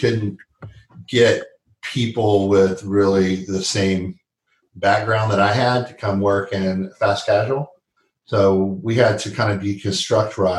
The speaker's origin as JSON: {"language": "English", "town": "Dallas", "region": "Texas", "country": "United States", "tie": "born or raised there", "moved": "yes", "lives_now": "North Carolina, United States", "said": "I grew up in Dallas, Texas"}